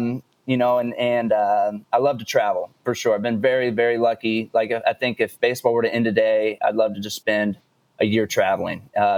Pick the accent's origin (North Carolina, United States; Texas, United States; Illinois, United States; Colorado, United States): Texas, United States; growing up in Texas, it's a big state. So I was always a little bit spread out from family.